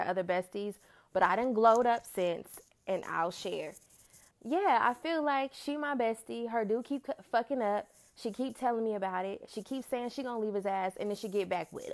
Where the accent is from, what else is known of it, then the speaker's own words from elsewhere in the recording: Oakland, California, United States; I'm from Oakland